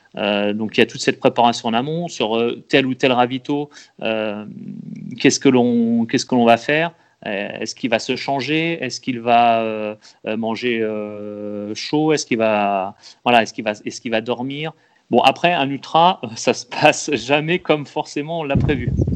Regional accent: Loir-et-Cher, Centre-Val de Loire, France; Moi je viens de, je suis du Loir-et-Cher

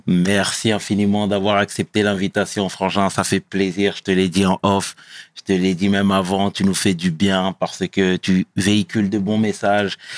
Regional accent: Meaux, Île-de-France, France; je suis originaire de Meaux

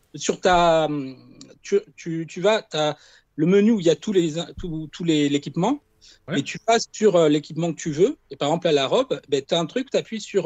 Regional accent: Ajaccio, Corsica, France; est d'Ajaccio, mais moi aussi.

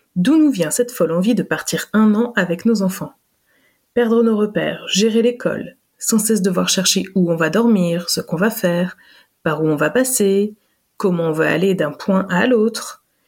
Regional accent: France; moved away; also born or lived in Belgium; quand on a quitté la Belgique après 9 ans d'immigration et qu'on est rentré en France

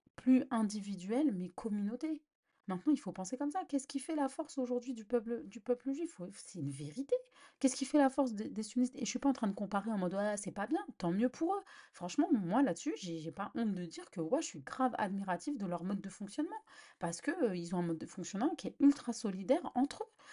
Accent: Algeria; en tant qu'Algérienne

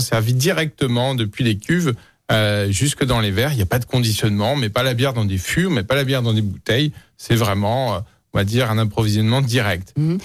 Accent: Lyon, Auvergne-Rhône-Alpes, France; also born or lived in Vénissieux; je suis, un pur lyonnais. Et je, suis né à Vénitieux. j'ai grandi à Lyon

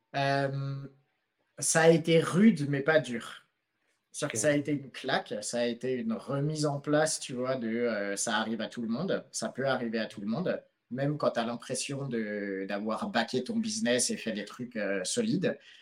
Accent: France; moved away as an adult; also born or lived in Philippines

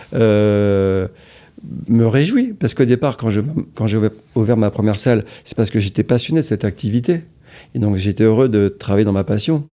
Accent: Amiens, Hauts-de-France, France; je suis d'Amiens

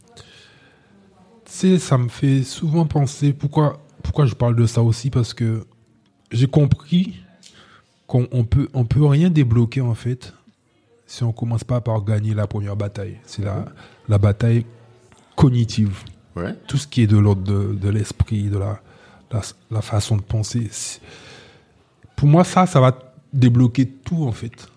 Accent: Guadeloupe; je, viens d'un endroit où euh, l'identité, c'est quelque chose de complexe. Donc, c'est la Guadeloupe

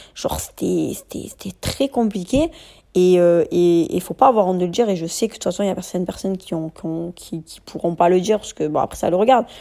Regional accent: France; also born or lived in Marseille; On est des Français de confession musulmane

